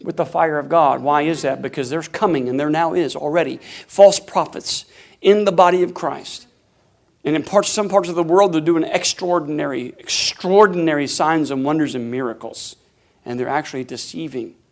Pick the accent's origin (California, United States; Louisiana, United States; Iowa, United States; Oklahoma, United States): Oklahoma, United States; Tulsa; we're from Tulsa, Oklahoma.